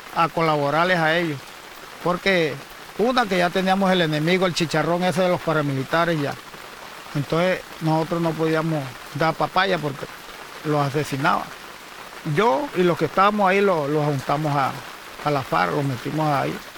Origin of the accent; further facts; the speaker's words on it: El Banco, Magdalena, Colombia; also born or lived in San Pedro, Magdalena / La Guajira; now in Serranía del Perijá, Colombia; nací en el Banco Magdalena.